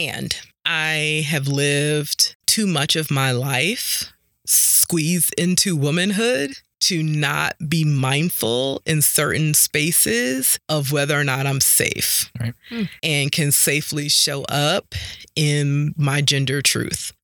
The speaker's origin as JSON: {"language": "English", "town": "New York City", "region": "New York", "country": "United States", "tie": "born or raised there", "moved": "yes", "said": "growing up in Harlem and in New York"}